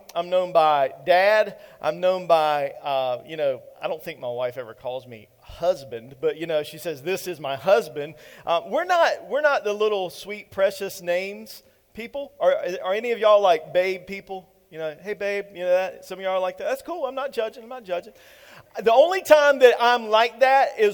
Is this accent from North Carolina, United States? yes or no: yes; Eastern North Carolina, United States; I'm straight from the country, y'all. I am from Eastern North Carolina